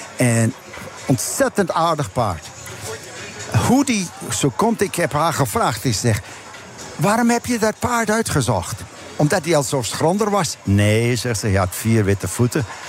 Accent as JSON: {"language": "Dutch", "region": "Drenthe", "country": "Netherlands", "moved": "yes", "lives_now": "United States", "said": "ik kom van Drenthe"}